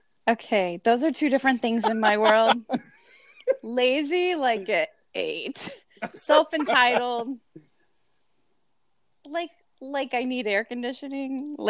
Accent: Tampa, Florida, United States; now in Bartow, United States; I'm in Florida, so Bartow, Florida. It's really more of a city, but I'm from Tampa originally, so to me it feels small town. I'm in Central Florida

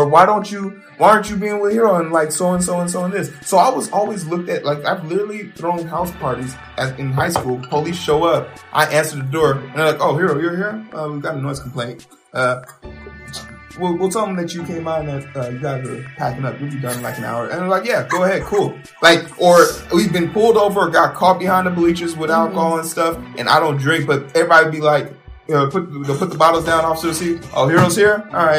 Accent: Nigeria; me being Nigerian was always something you knew about.

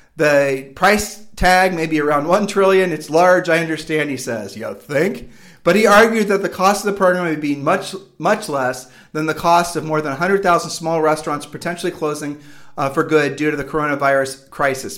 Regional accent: Midwest, United States; now in Puerto Rico; we're from the Midwest

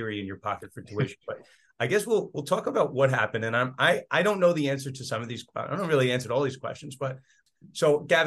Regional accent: New York, United States; I'm from New York

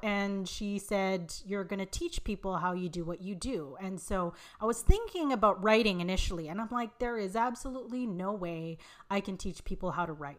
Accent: Vancouver, British Columbia, Canada; also born or lived in Montreal, Canada; they move out west to Vancouver, where I, where I live now.

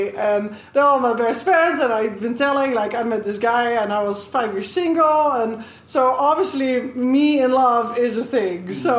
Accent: Netherlands; English is a second language; moved away; And I'm from Holland, the Netherlands.

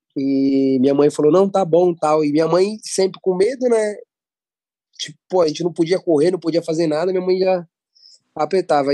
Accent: Brazil; a gente é brasileiro, já começa por aí, a gente é brasileiro

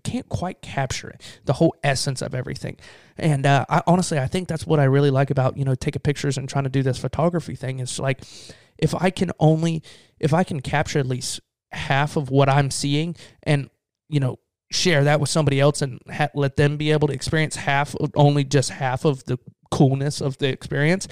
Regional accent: the South, United States; accent: Southern; Southern guy, you know, you could talk through my accent

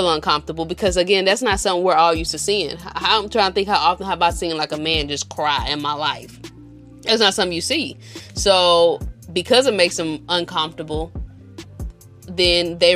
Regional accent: St. Louis, Missouri, United States; we from the Show Me State, we're from St. Louis

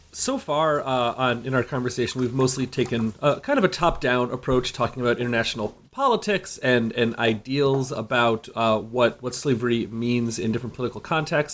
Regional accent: United States; speaking as an American

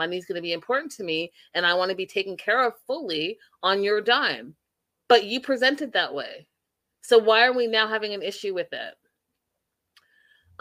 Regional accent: Canada; I'm Canadian

